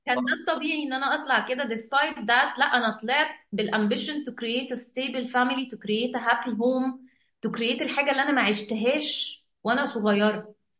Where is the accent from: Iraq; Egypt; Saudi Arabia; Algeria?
Egypt; احنا عندنا في مصر